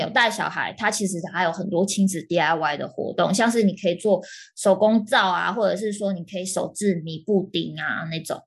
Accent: Taipei, Taiwan; 我们台北人

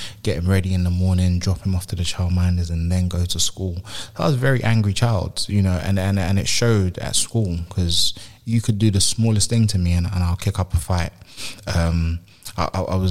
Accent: London, United Kingdom; So I moved from South London, from North London to South London

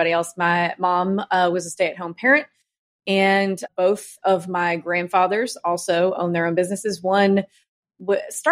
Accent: Starkville, Mississippi, United States; also born or lived in Brooklyn, New York; now in Nashville, United States; I grew up in a small town, small SEC town in Mississippi called Starkville, Mississippi.

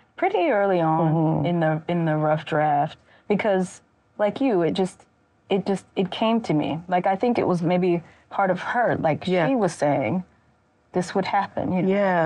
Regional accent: Mississippi, United States; I made the decision to return home mm-hmm. and to live and work and write at home as an adult

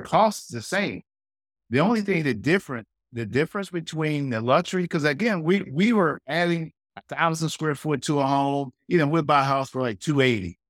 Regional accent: Pontiac, Michigan, United States; We grew up in Pontiac, and uh, that's just north of Detroit, suburb of Detroit.

